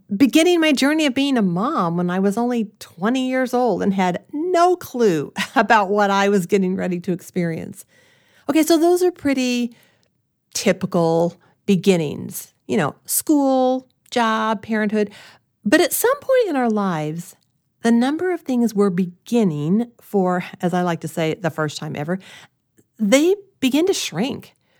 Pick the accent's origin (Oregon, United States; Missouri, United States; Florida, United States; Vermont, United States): Missouri, United States; Springfield; moved away; I grew up in Springfield, Missouri, in a loving family